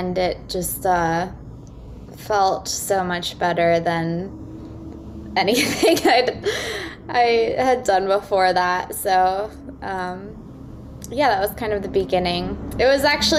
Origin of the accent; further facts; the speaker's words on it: Austin, Texas, United States; moved away as an adult; also born or lived in New York City; I grew up in Austin, Texas